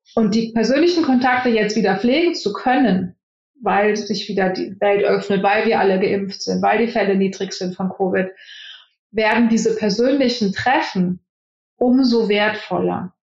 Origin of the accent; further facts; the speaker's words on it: Germany; moved away as an adult; now in Silicon Valley, United States; Als Deutscher